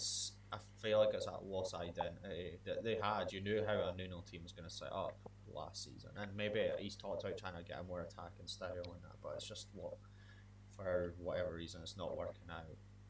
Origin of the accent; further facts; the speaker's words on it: Scotland, United Kingdom; I think being Scottish